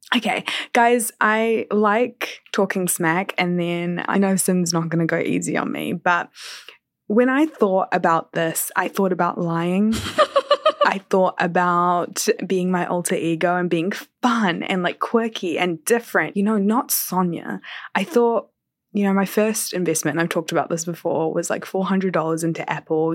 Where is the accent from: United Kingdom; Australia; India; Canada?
India; Kerala; I'm South Indian, I'm Malayali, I'm from Kerala